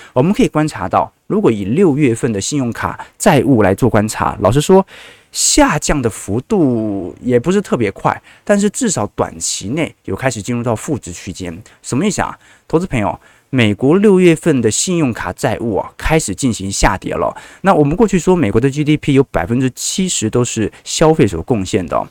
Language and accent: Chinese; Taiwan; 身为台湾人